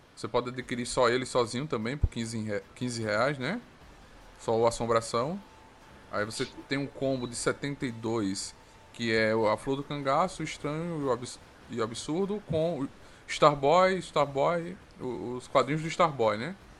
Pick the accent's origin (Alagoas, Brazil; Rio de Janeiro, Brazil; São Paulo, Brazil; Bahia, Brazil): Alagoas, Brazil; also born or lived in Paraíba; Eu sou nordestino, sou de Alagoas, nasci na Paraíba, mas moro em Alagoas